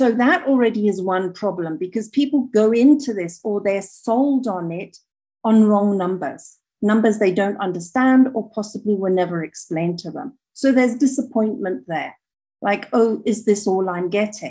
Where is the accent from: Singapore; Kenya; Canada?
Kenya; moved away as an adult; now in Rwanda; I'm from Kenya.